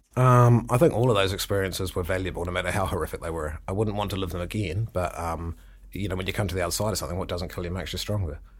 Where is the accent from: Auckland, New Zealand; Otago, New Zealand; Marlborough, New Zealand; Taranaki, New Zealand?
Otago, New Zealand; Milton; moved away; I grew up in Milton.